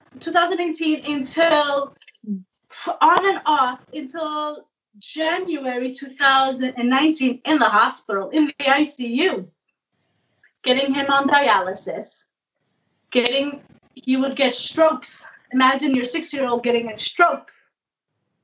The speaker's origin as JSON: {"language": "English", "region": "New Jersey", "country": "United States", "said": "I'm from New Jersey."}